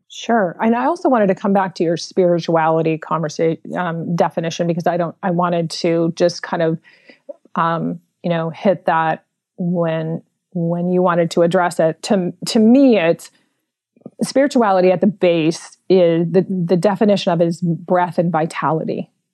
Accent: San Francisco, California, United States; I was born and raised in San Francisco in the Mission District.

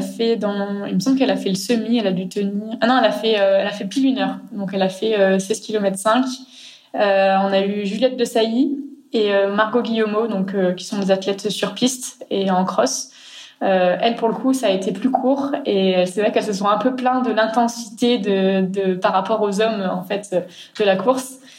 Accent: Grenoble, Auvergne-Rhône-Alpes, France; chez nous à Grenoble

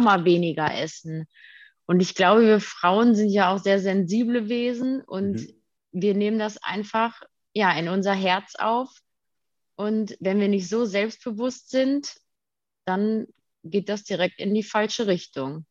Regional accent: Detmold, North Rhine-Westphalia, Germany; Ich komme aus Detmold

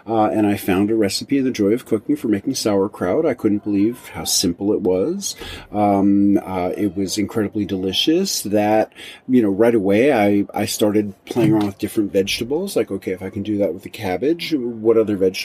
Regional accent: New York City, New York, United States; moved away as an adult; also born or lived in rural Tennessee; now in Tennessee, United States; in 1993, I moved from New York City, which was where I was born and raised, to rural Tennessee

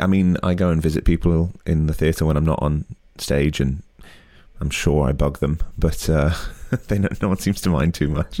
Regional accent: United Kingdom; as a Brit

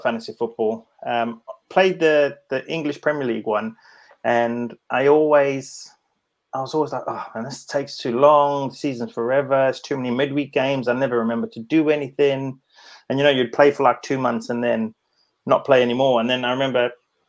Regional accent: South Africa; being a South African

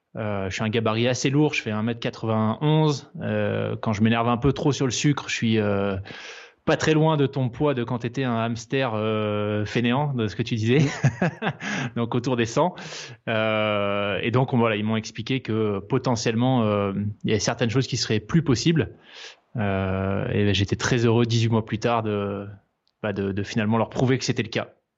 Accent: Provence-Alpes-Côte d'Azur, France; also born or lived in New Caledonia / Switzerland; now in Aix-en-Provence, France; J'ai grandi en Nouvelle-Calédonie, puis ensuite, une fois qu'on était euh, de retour en France métropolitaine, sur la Côte d'Azur.

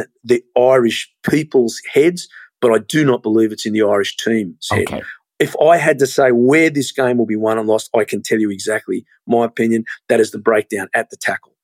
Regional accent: Australia; moved away; also born or lived in Ireland / Scotland; being Australian

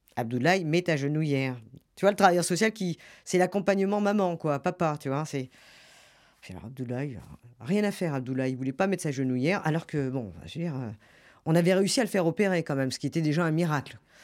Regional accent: Gers, Occitania, France; moved away; je suis du Gers

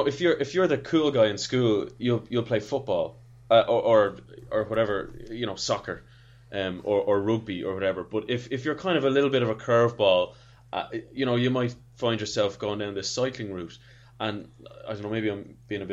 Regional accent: Ireland; As an Irishman

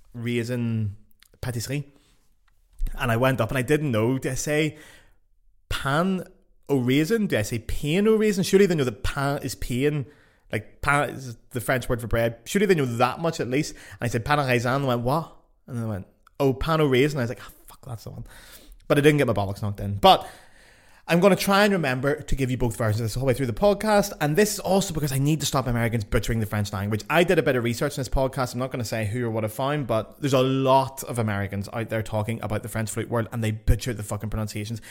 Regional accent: Lisburn, Northern Ireland, United Kingdom; moved away; also born or lived in Paris, France; back in Lisburn in my hometown

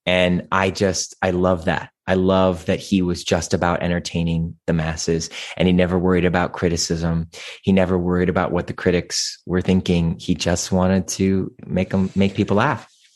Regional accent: Cleveland, Ohio, United States; also born or lived in New York; now in Los Angeles, United States; when I was growing up, that was Beck Center in Cleveland, Ohio

